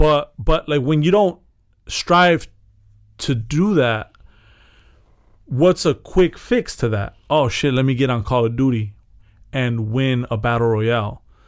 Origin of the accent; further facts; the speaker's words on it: Chicago, Illinois, United States; Yeah, you're part of something. I'm from Chicago.